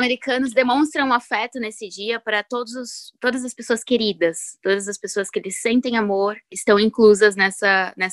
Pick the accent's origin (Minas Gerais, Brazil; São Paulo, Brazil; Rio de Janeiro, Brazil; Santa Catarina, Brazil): São Paulo, Brazil; São José dos Campos; now in United States; tenho 28 anos, sou de São José dos Campo São Paulo.